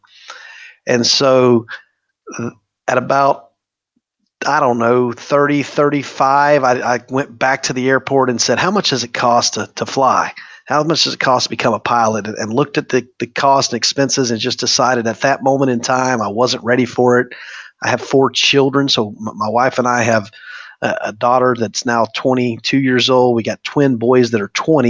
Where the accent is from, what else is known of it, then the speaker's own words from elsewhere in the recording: Polk County, Florida, United States; I'm born and raised in Polk County. We're fifth generation Floridian, so been here a long time